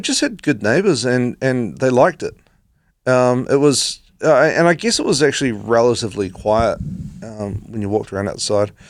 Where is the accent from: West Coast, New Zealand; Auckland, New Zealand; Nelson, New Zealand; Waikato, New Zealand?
West Coast, New Zealand; moved away as an adult; now in Christchurch, New Zealand; I grew up on the West Coast